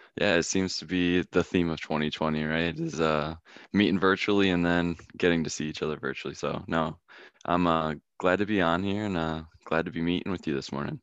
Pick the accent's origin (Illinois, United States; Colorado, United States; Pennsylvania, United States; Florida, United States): Pennsylvania, United States; Philadelphia; moved away as an adult; my childhood of growing up around Philadelphia